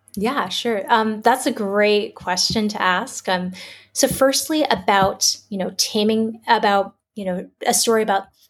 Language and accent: English; Toronto, Ontario, Canada; moved away as an adult; also born or lived in China; now in Singapore; I'm a Canadian born Chinese. So I grew up in Toronto, Canada